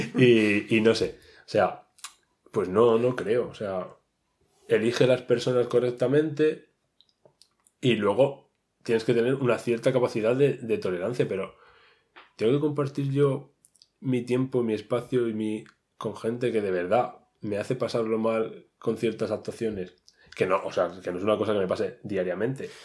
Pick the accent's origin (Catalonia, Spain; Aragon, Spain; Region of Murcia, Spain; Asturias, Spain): Region of Murcia, Spain; moved away as an adult; now in Madrid, Spain; soy un pobrecito murciano que se ha venido a buscarse aquí la vida